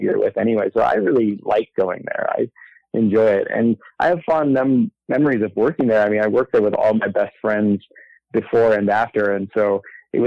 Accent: Southern California, United States; I grew up in Southern California

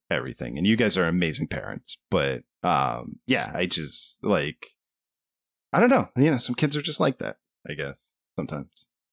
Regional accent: Southern Maryland, United States; we grew up in Southern Maryland where, you know, a lot of hunting in the culture.

